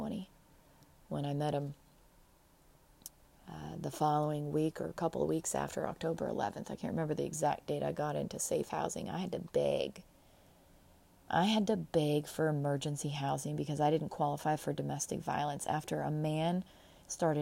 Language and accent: English; Pacific Northwest, United States; also born or lived in Midwest; I was born in the Northwest, Pacific Northwest, but I have Midwest roots because our mom was from the Midwest and she homeschooled